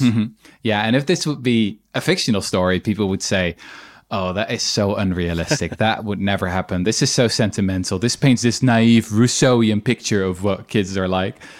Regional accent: Netherlands; my own country, I'm from the Netherlands

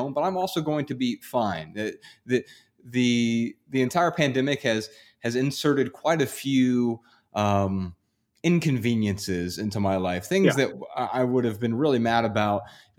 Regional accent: Dayton, Ohio, United States; I'm from Dayton, Ohio

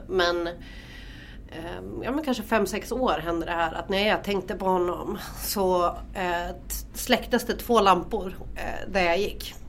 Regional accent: Norrland, Sweden; vi är riktiga jävla norrlänningar

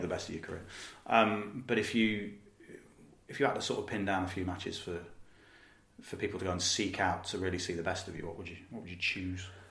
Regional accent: Leicester, East Midlands, United Kingdom; I'm from Leicester

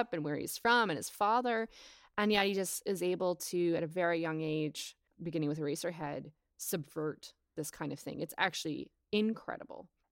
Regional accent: Portland, Oregon, United States; I'm also from Portland, Oregon, so it's, like, my region. of the world.

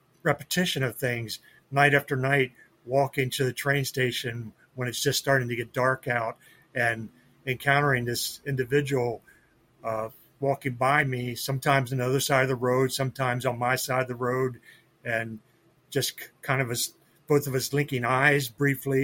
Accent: York, Pennsylvania, United States; also born or lived in Enola, Pennsylvania; I grew up in York, which is about 30 minutes from where I'm at right now. So yeah, Pennsylvania, born and bred and lived here all my life so far

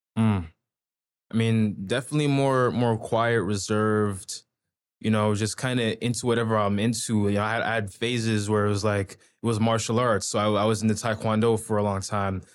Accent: Toronto, Ontario, Canada; also born or lived in Pickering, Ontario / Durham Region; now in Ajax, Canada; when I was in Scarborough, I was, like, what, like, Midland and Finch, so damn near on the Markham ends

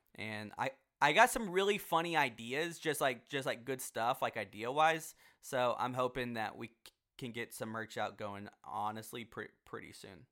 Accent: Houston, Texas, United States; now in Dallas, United States; I grew up in Houston, which is in Texas

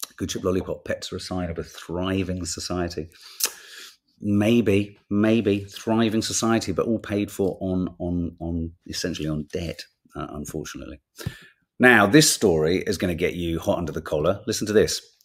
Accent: London, United Kingdom; also born or lived in Birmingham / Whitley Bay; we came to London. And then I was in London for the rest of it

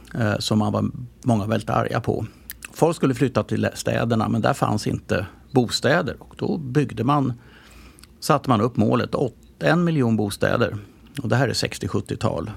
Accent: Stockholm, Stockholm County, Sweden; jag växte upp på Östermalm, men när jag kom ner, gick ut porten på, på Riddargatan där vi bodde

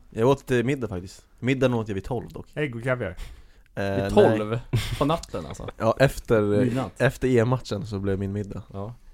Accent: Brottby, Stockholm County, Sweden; also born or lived in Linköping; först och främst är jag uppväxt i Brottby.

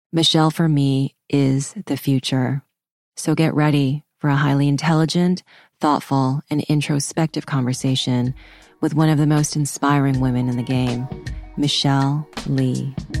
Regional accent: Vancouver, British Columbia, Canada; I grew up in Vancouver

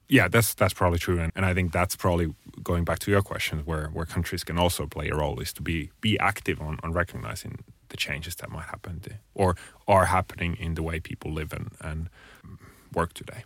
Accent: Finland; I'm originally from Finland

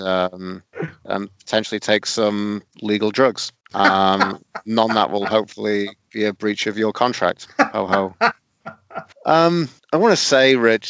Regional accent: Sheffield, Yorkshire and the Humber, United Kingdom; on the kind of south end of Sheffield where I grew up around Suits

